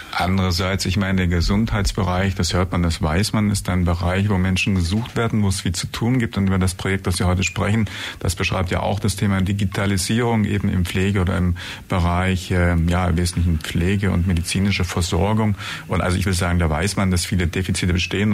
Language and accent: German; Germany; bei uns in Deutschland